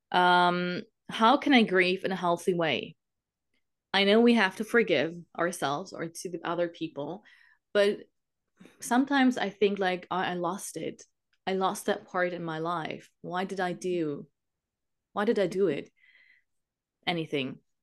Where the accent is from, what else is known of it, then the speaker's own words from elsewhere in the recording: Germany; I'm from Germany